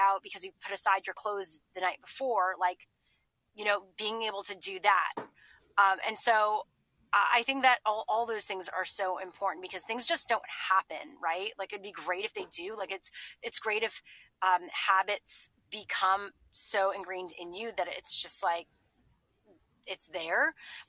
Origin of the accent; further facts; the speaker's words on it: Montreal, Quebec, Canada; moved away as an adult; also born or lived in Boston; I grew up in Montreal and we had CGEP, which is like a pre-university